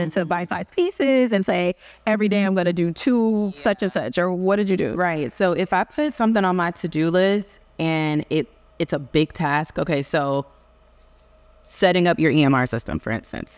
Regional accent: Houston, Texas, United States; I am from Houston, Texas

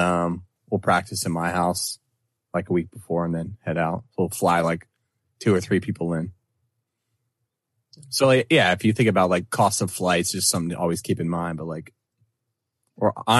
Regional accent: Maryland, United States; now in Alabama, United States; I'm from Maryland, but I moved to Alabama.

